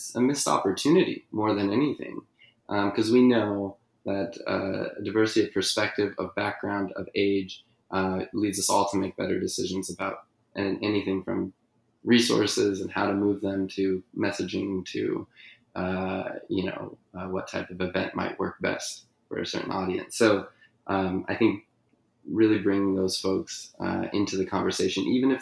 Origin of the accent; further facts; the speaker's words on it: California, United States; my home state of California